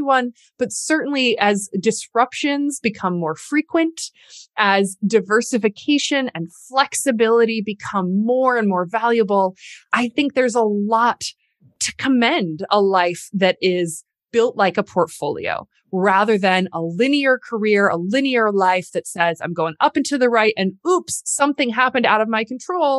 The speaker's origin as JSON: {"language": "English", "town": "Lansing", "region": "Michigan", "country": "United States", "tie": "born or raised there", "also_born_or_lived": "Atlanta / New York / Cambridge / Washington, D.C.", "moved": "as an adult", "said": "I grew up in Lansing, Michigan. I am a seventh generation Michigander."}